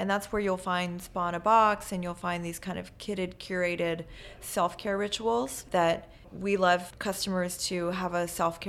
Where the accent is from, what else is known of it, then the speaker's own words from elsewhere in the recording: Maryland, United States; also born or lived in Paris, France; I grew up in Maryland on the Eastern Shore, which is a kind of a little annex of the East Coast of Maryland